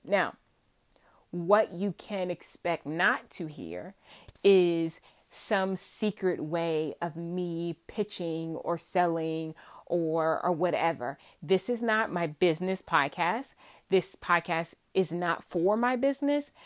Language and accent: English; Virginia, United States; accent: Southern, twangy; I am from Virginia, born and raised in Virginia.